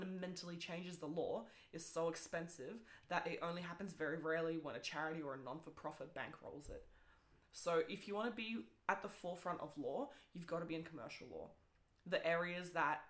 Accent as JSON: {"language": "English", "country": "New Zealand", "tie": "born or raised there", "second_language": "English", "said": "I only learned English at the age of 10"}